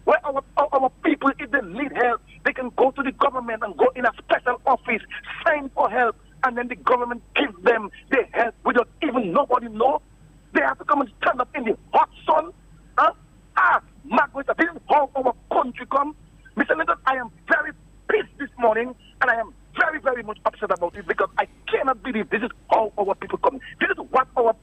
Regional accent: Dominica; I am a citizen of Dominica. I was born and raised in Dominica.

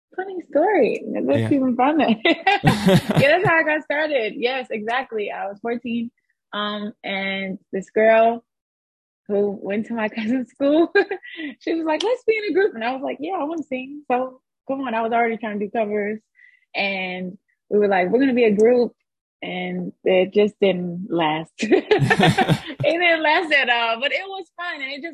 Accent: Atlanta, Georgia, United States; also born or lived in Texas / Warner Robins; I was born in Texas. I lived there till I was like six. And then I lived in a small city called Warner Robins. Air Force. It's an Air Force base. So then after I lived there for some years, we moved to Atlanta, and I was basically kind of, I would say, raised in Atlanta as well.

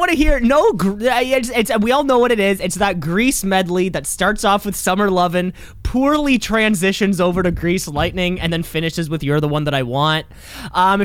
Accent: Canada; I'm Canadian

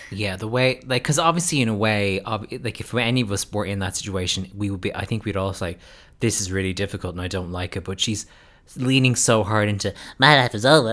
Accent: United States; now in Ireland; an American person living in Ireland

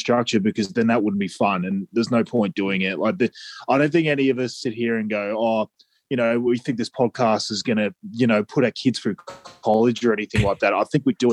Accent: Australia; we're undoubtedly Aussie.

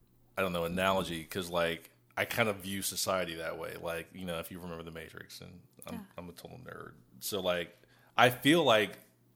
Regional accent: Columbus, Ohio, United States; also born or lived in Springfield, Ohio / Memphis, Tennessee; now in Texas, United States; I'm from Ohio. I was born in Springfield, Ohio. Lived in Columbus, probably majority of my childhood between there and Memphis, Tennessee. growing up in Columbus, Ohio, we were middle class

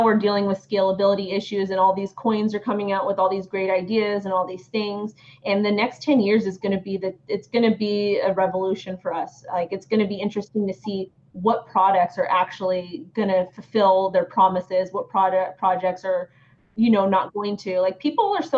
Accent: United States; I'm an American, and I'm in the United States

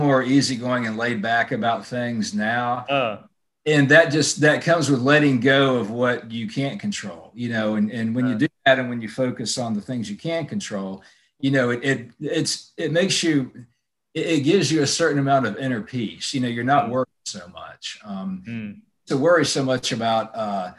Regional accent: Mobile, Alabama, United States; moved away as an adult; now in Atlanta, United States; I'm from Mobile, Alabama, which is, you know, it's a small city

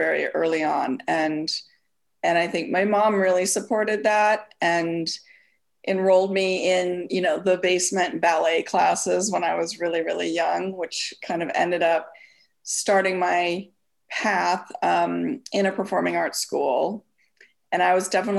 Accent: Minneapolis, Minnesota, United States; moved away as an adult; I was born and raised in Minneapolis, Minnesota. And I lived there until pretty much till graduated high school.

